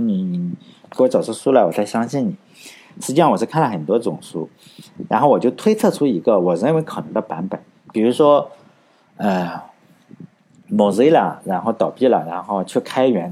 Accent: China; 我们中国人

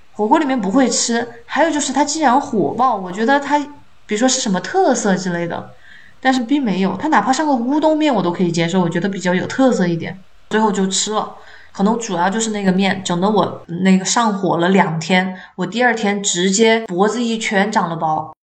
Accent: Chongqing, China; now in Seattle, United States; 我作为重庆人

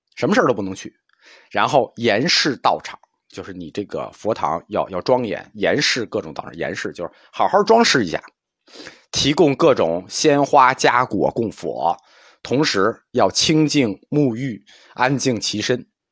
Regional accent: China; 我们中国人终极的， 可以期待的美好世界

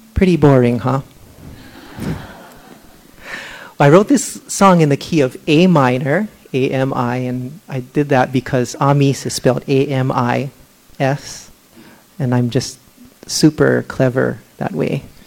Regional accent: Hawaii, United States; now in Los Angeles, United States; And I was born and raised in Hawaii, and I have lived most of my life in Los Angeles

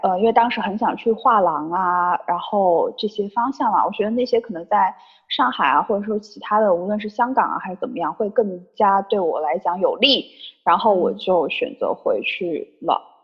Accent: Sichuan, China; also born or lived in Shenzhen; now in Chengdu, China; 我现在其实回到成都，虽然我不是成都人，但我是四川的

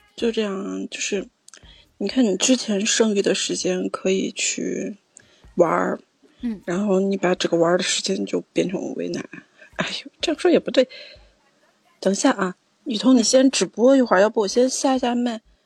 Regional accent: Shaanxi, China; 就是我们陕西这边特有的

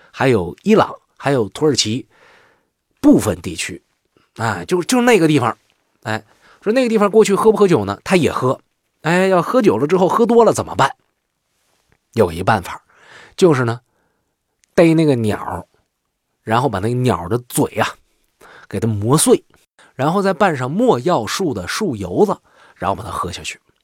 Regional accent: northern China, China; 作为一名北方人

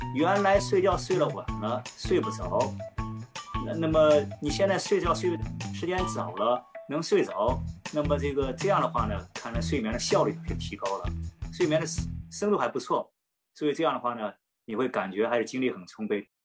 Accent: China; 我们中国人讲闻鸡起舞，是吧？

